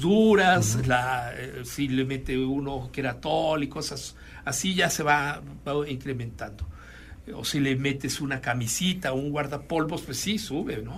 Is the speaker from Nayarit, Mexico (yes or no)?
no; Puebla, Mexico; now in Guanajuato, Mexico; mi familia es oriunda de Chiapas, yo no, yo soy de Puebla